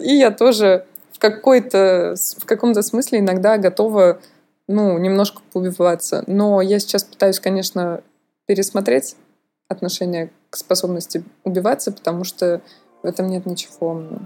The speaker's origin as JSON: {"language": "Russian", "country": "Russia", "moved": "yes", "lives_now": "France", "said": "как у русского человека"}